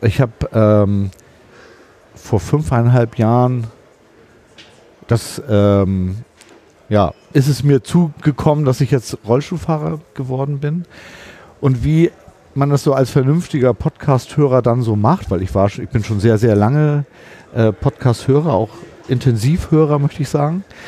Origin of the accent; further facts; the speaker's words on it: Hamburg, Germany; Ich komme aus Hamburg.